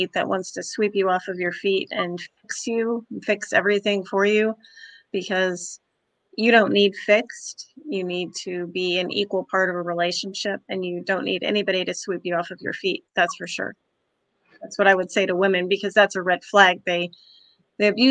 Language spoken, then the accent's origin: English; Kansas, United States; moved away as an adult; now in Florida, United States; I'm from Kansas originally. I've been in Florida 9.5 years